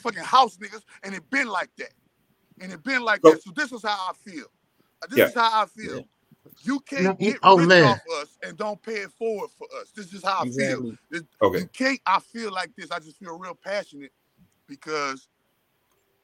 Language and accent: English; New Orleans, Louisiana, United States; I'm from New Orleans